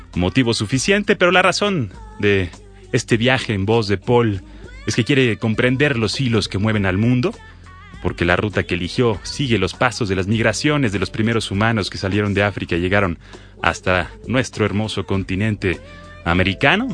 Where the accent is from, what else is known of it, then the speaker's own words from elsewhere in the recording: Mexico; los mexicanos